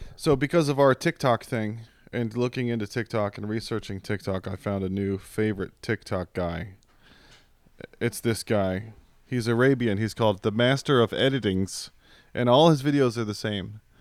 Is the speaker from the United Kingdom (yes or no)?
no; Virginia, United States; now in Texas, United States; I grew up in Virginia